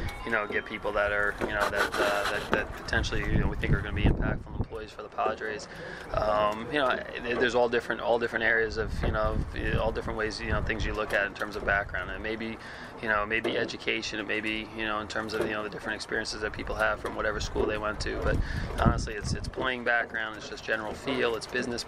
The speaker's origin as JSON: {"language": "English", "region": "New York", "country": "United States", "moved": "yes", "said": "I was from New York"}